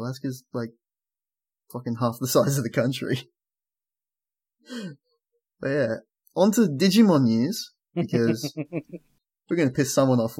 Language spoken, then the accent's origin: English; Australia; I'm an Australian.